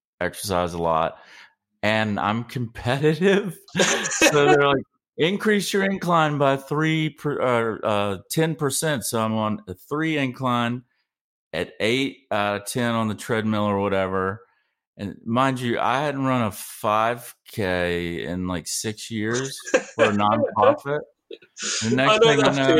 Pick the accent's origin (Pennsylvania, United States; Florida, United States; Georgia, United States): Georgia, United States; I'm from Georgia